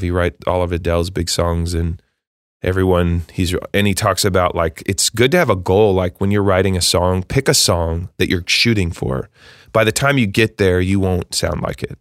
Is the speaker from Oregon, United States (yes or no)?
yes; Eugene, Oregon, United States; moved away as an adult; now in Nashville, United States; I grew up in Eugene, Oregon